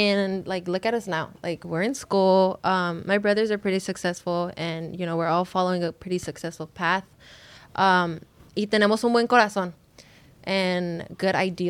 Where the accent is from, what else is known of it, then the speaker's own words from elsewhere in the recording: Los Angeles, California, United States; we grew up in South Central